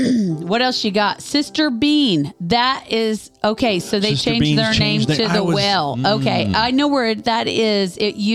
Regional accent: Kansas, United States; moved away; We're from Kansas

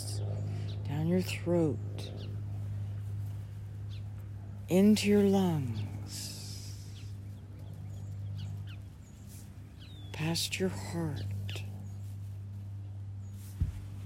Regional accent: Oklahoma, United States; I grew up in Oklahoma and spent a lot of time outside

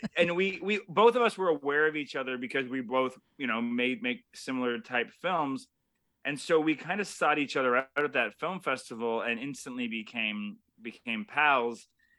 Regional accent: Toronto, Ontario, Canada; because we're both Canadian Toronto filmmakers.

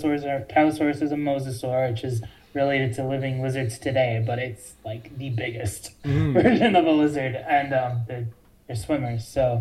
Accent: Kansas, United States; moved away; I grew up in Kansas

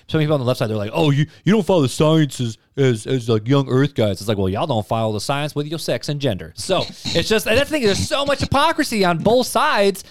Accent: United States

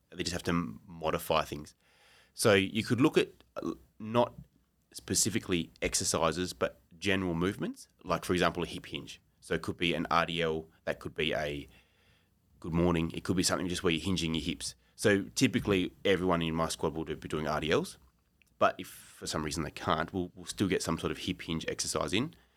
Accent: Australia; moved away as an adult; now in Japan; I'm an Australian.

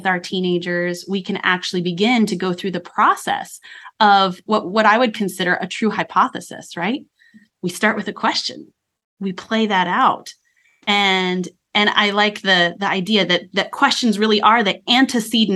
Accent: Colorado, United States; I grew up in Colorado

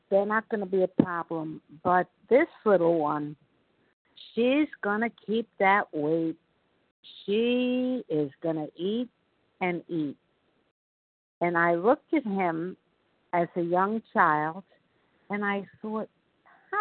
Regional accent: New York, United States; accent: New York; I'm from New York, as you probably can tell by my New York accent

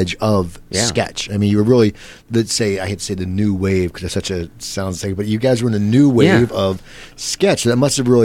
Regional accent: New Jersey, United States; moved away as an adult; also born or lived in San Diego; I grew up in New Jersey

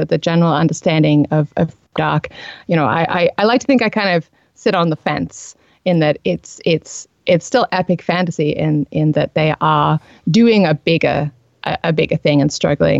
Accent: Australia; accent: Australian; I'm Australian. I have lived here all my life.

